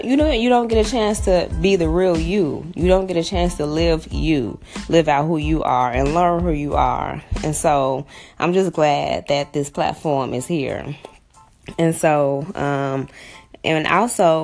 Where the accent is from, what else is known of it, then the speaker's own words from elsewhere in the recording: Chicago, Illinois, United States; I grew up on the south side of Chicago. I grew up in Englewood, born and raised in Chicago.